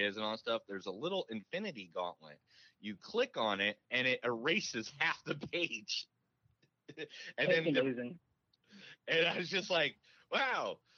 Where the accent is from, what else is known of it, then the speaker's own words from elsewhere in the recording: Indiana, United States; moved away; I'm from a small little Amish town in Indiana. That's where I was born and raised